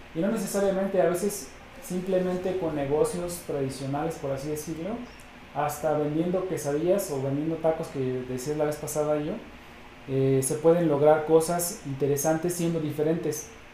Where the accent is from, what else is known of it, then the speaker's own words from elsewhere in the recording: Mexico; como latinoamericanos y como mexicanos